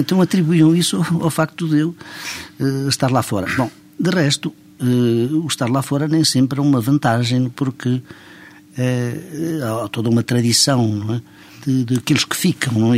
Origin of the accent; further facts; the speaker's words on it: São Pedro do Rio Seco, Centro, Portugal; now in France; eu nasci no distrito da Guarda, realmente numa aldeia do distrito da Guarda chamada São Pedro do Rio Seco, que se encontra entre Vila Formoso e Almeida